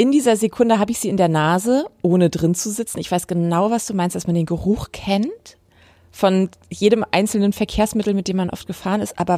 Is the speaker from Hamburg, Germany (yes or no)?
yes; Hamburg, Germany; Ich bin in Hamburg groß geworden und meine Mutter ist vor vielen, vielen, vielen Jahren mit mir schön U1 gefahren